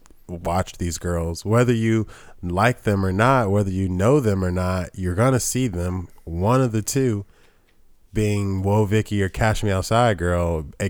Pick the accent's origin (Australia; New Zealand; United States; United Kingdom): United States; Atlanta, Georgia; and I'm from Atlanta. I speak like this.